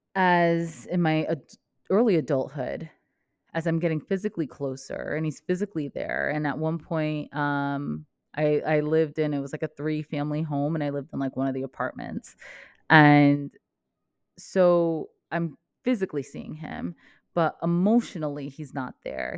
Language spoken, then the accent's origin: English; Vermont, United States; moved away as an adult; also born or lived in New Jersey; I grew up in Vermont